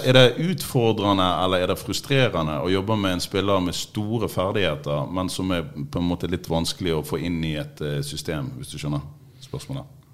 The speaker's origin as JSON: {"language": "Norwegian", "region": "Trøndelag", "country": "Norway", "said": "på Stridelandet, der jeg kommer fra i Trøndelag"}